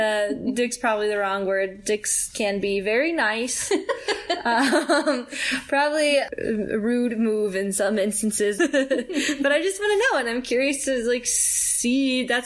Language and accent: English; Salt Lake Valley, Utah, United States; I'm from the Salt Lake Valley.